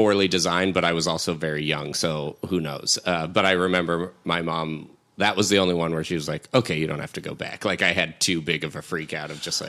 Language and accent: English; Evergreen, Colorado, United States; moved away; I grew up in Evergreen, which is like 30 minutes west of Denver.